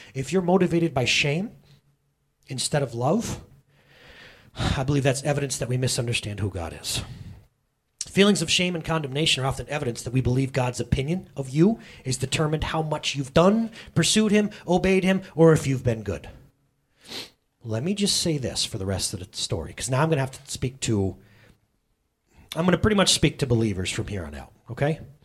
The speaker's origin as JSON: {"language": "English", "country": "United States", "said": "I'm an American"}